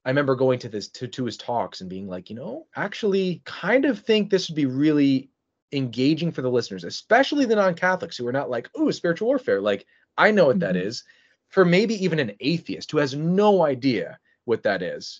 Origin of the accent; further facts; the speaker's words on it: Philadelphia, Pennsylvania, United States; moved away as an adult; now in Michigan, United States; I was from Philadelphia uh, Pennsylvania